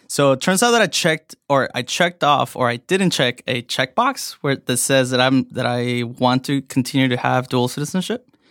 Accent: Evanston, Illinois, United States; also born or lived in Mexico / Chicago; I grew up in Evanston, um, next to Northwestern.

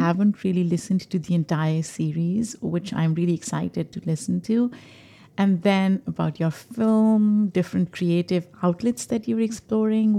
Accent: Pakistan; moved away as an adult; now in New York, United States; I grew up in Pakistan

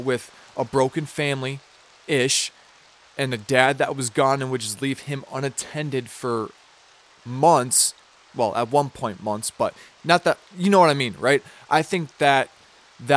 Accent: Minnesota, United States; I'm from Minnesota

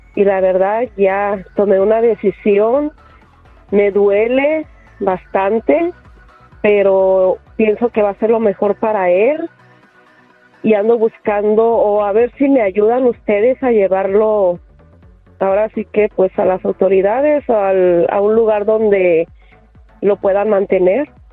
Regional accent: Puebla, Mexico; now in Los Angeles, United States; yo soy de Puebla, no tengo familia aquí

